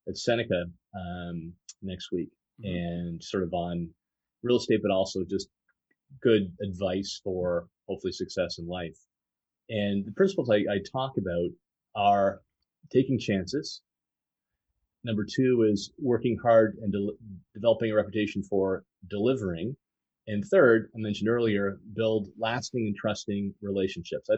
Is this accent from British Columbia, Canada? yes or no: no; Fort Erie, Ontario, Canada; I grew up in a pretty typical middle-class family. My hometown is Fort Erie, so I'm a border boy